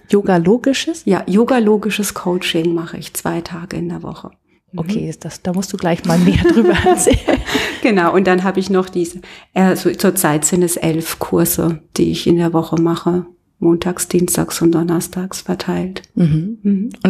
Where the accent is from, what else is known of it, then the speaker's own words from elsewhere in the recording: Karlsruhe, Baden-Württemberg, Germany; Also du kommst gar nicht von hier? nee, ich komme aus Karlsruhe.